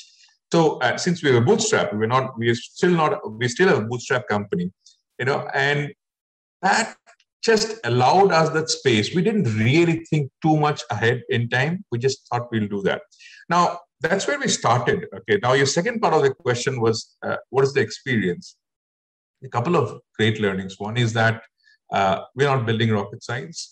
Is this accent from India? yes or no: yes; Assam, India; I'm also from Assam originally